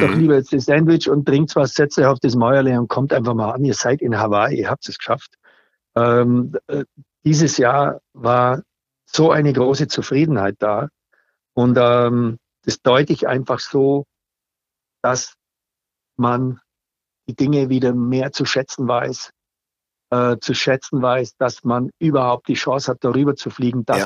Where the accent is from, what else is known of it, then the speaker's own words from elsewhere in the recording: Allgäu, Bavaria, Germany; Bei uns im Allgäu